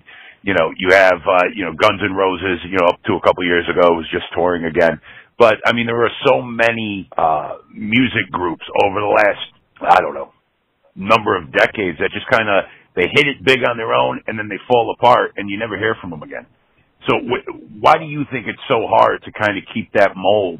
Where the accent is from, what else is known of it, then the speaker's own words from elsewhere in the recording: New England, United States; I grew up in New England